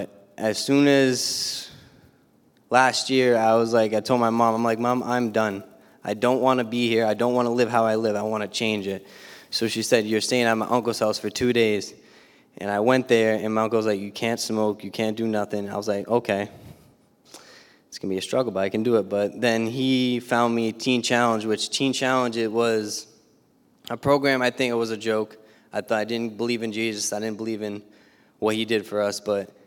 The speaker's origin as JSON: {"language": "English", "town": "Bridgewater", "region": "Massachusetts", "country": "United States", "said": "I'm from Bridgewater, Mass"}